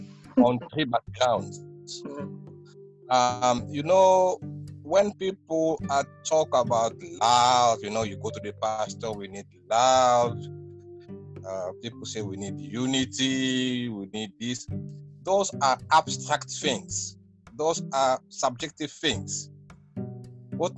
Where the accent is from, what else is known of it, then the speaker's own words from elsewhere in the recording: Angola; But she's a Sudanese. How can she be my brother? I'm from Angola or something like that.